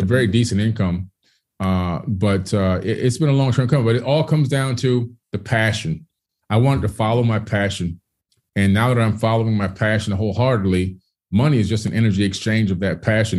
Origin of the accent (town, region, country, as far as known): Miami, Florida, United States; born or raised there; also born or lived in Queens, New York